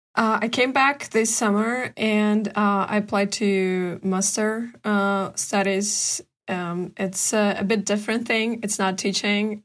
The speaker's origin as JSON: {"language": "English", "region": "Karachay-Cherkessia", "country": "Russia", "also_born_or_lived": "Portland, Oregon", "second_language": "English", "said": "I'm from Karachi, Circadian Republic. uh, from Ushuaia. It's a small town next to the capital of the republic."}